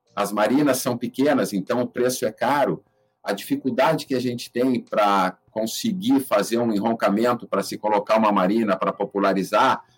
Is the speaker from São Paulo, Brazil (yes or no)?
no; Rio Grande, Rio Grande do Sul, Brazil; moved away as an adult; also born or lived in Curitiba; now in Ilhabela, Brazil; Eu, eu me criei no Rio Grande Yacht Club, lá que é o clube mais antigo do estado hoje, lá no extremo sul